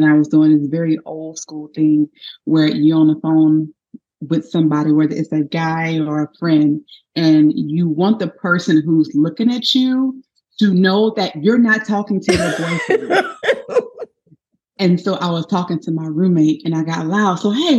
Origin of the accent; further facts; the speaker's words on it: Baton Rouge, Louisiana, United States; Well, I am from Baton Rouge. Woo-woo. Go Tigers, go Saints, all those good things. Yes. Baton Rouge, Louisiana.